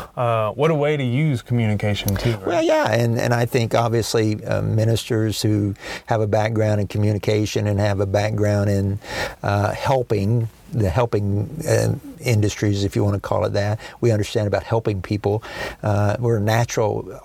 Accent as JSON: {"language": "English", "town": "Dallas", "region": "Texas", "country": "United States", "tie": "born or raised there", "also_born_or_lived": "small town northeast of Denton, Texas", "lives_now": "Tyler, United States", "said": "I was raised in Dallas, uh, in North Dallas"}